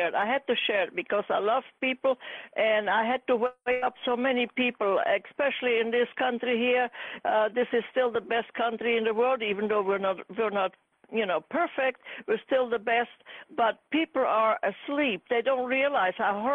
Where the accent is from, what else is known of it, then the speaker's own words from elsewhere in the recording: Germany; also born or lived in Czechoslovakia (Carpathian Mountains); I came to Germany when I was 10. I was born in Czechoslovakia.